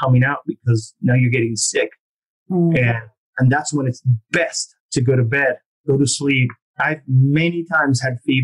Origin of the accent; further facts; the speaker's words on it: Argentina; moved away; I'm from Argentina originally